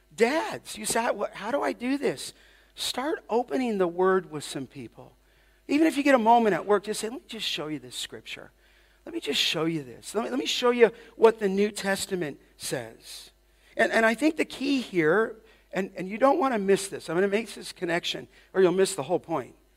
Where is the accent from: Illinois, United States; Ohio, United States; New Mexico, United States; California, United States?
California, United States; Los Angeles; I'm growing up in Canoga Park